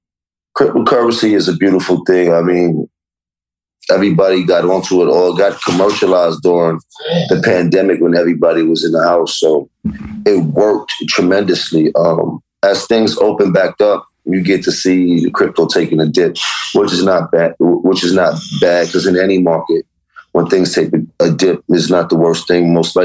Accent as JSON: {"language": "English", "town": "Harlem", "region": "New York", "country": "United States"}